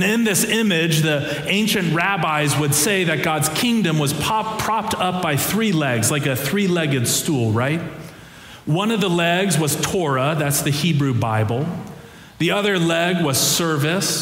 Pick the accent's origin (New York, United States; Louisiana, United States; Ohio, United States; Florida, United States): Ohio, United States; moved away; the church that I grew up in Ohio